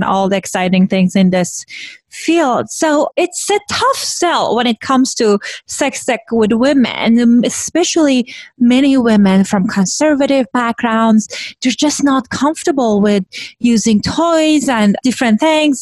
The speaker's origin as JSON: {"language": "English", "country": "Iran", "tie": "born or raised there", "moved": "yes", "said": "I grew up in Iran, which was like post-revolution."}